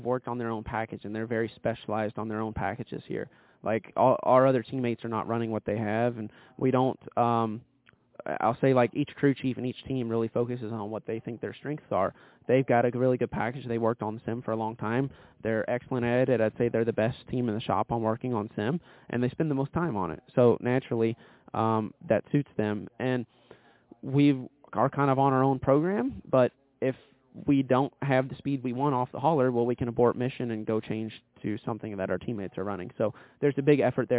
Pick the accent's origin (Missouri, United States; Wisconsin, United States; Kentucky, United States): Kentucky, United States; I'm from Kentucky